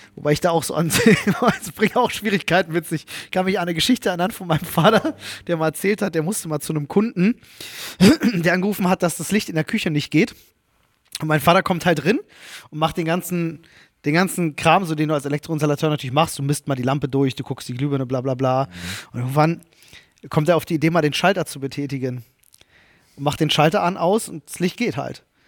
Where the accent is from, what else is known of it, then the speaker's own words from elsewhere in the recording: Berlin, Germany; accent: Berlinerisch; in Kontakt mit bestimmten Menschen fange ich an zu Berlinern